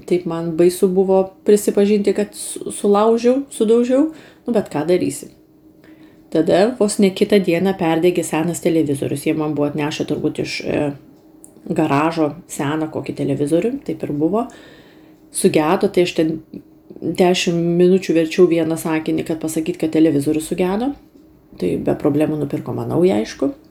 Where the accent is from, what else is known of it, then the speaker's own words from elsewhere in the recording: Lithuania; moved away as an adult; Tai aš užsisakiau, kaip lietuvė, sriubos ir antrą patiekalą.